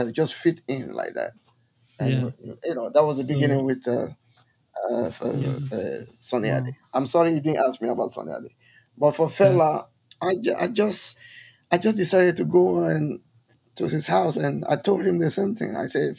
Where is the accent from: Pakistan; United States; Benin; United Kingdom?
Benin; oh, I'm from Benin. … I can play guitar.